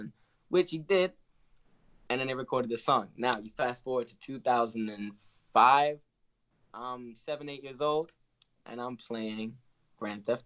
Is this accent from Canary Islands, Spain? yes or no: yes; Tenerife, Canary Islands, Spain; born and raised in Tenerife in the Canary Islands.